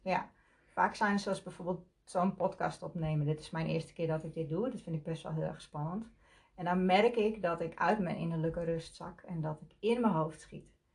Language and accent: Dutch; Leeuwarden, Friesland, Netherlands; Ik kom uit Leeuwarden.